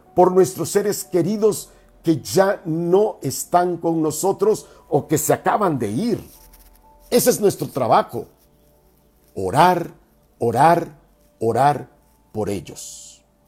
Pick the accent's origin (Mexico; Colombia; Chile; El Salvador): Mexico; nosotros como mexicanos, latinoamericanos